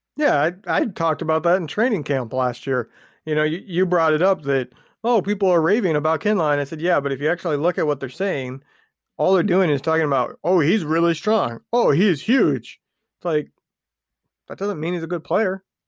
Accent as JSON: {"language": "English", "region": "Indiana", "country": "United States", "said": "I'm from Indiana"}